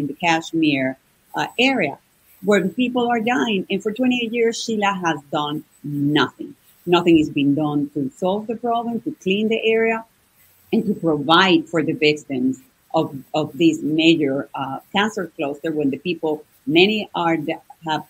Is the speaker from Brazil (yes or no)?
no; Venezuela; moved away as an adult; now in United States; I'm from Venezuela. I was born and raised in Venezuela.